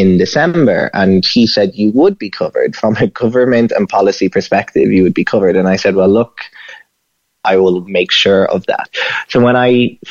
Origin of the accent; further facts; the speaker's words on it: Ireland; now in United States; we're both Irish citizens